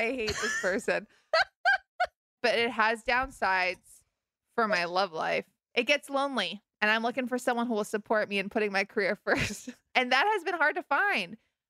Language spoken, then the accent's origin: English; Malibu, California, United States; also born or lived in New York; I am from Malibu and also New York.